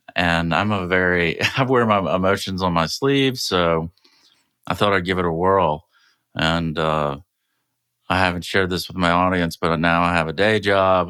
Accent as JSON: {"language": "English", "town": "Savannah", "region": "Georgia", "country": "United States", "tie": "born or raised there", "said": "my hometown of Savannah, Georgia"}